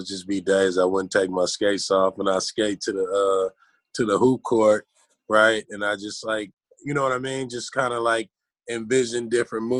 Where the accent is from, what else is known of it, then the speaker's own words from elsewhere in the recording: Los Angeles, California, United States; growing up in South Central